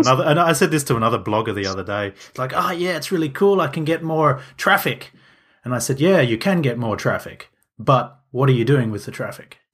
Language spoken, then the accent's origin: English; Switzerland; I'm from Switzerland, if people didn't know. I'm near Zurich